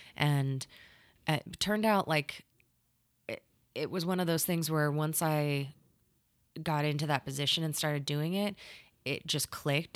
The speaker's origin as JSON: {"language": "English", "area": "California", "region": "Arizona", "country": "United States", "tie": "born or raised there", "moved": "as an adult", "lives_now": "Oklahoma, United States", "said": "I grew up in California, oh. and then I went to like middle school and high school in Arizona"}